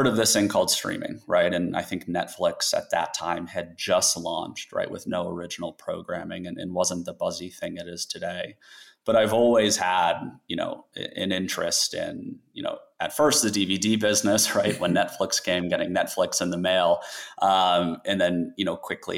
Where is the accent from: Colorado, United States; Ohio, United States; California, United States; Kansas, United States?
Colorado, United States; moved away; I grew up in Colorado